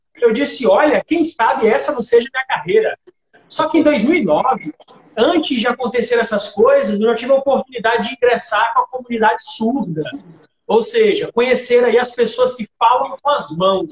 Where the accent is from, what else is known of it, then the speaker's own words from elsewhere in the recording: Imperatriz, Maranhão, Brazil; now in Parauapebas, Brazil; eu cheguei em Parauapebas no ano de 2007, sou natural de Imperatriz